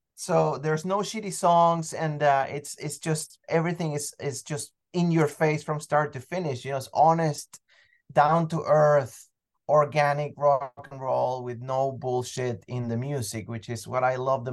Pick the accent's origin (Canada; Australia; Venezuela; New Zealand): Venezuela; I mean, look, I'm originally from Venezuela, so I've always loved music more than anything else